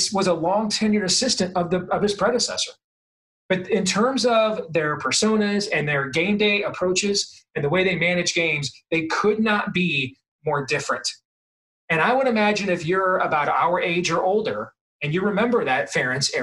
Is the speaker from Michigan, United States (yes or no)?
yes; Michigan, United States; now in Iowa, United States; When I was growing up in Michigan